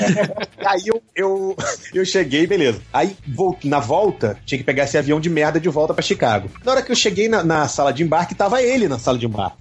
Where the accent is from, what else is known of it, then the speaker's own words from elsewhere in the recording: Brazil; eu sou do Brasil